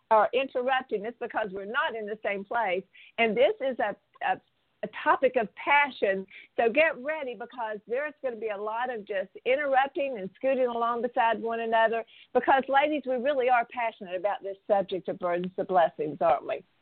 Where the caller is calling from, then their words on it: Phoenix, Maryland, United States; calling from Phoenix, Maryland.